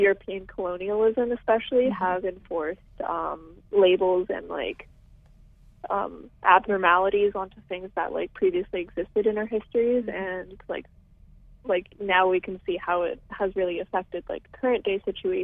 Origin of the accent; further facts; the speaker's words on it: Calgary, Alberta, Canada; now in Toronto, Canada; I'm actually originally from Calgary, and I went to a small school, like, south of Calgary.